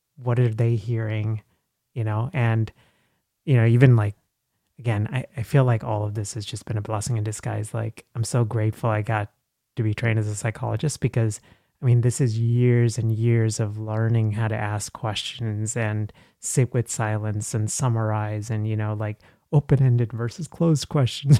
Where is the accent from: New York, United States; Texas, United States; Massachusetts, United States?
Texas, United States; English is a second language; moved away as an adult; also born or lived in Dallas / Nashville; now in Philadelphia, United States; I'm from Texas